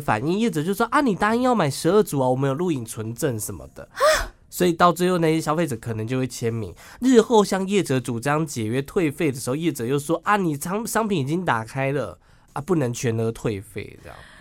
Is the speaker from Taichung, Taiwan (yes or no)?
yes; Miaodong, Taichung, Taiwan; My hometown，我的家乡